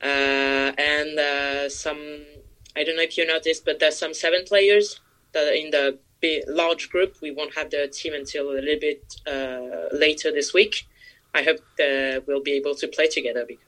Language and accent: English; France